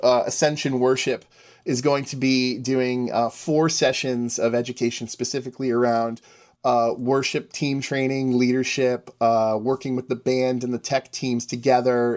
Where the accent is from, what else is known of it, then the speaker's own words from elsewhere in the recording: Northeast, United States; I am from the Northeast